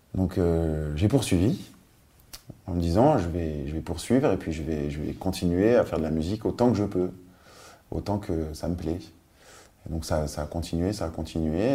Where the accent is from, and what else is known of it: Paris, Île-de-France, France; born or raised there; also born or lived in Nice / Biot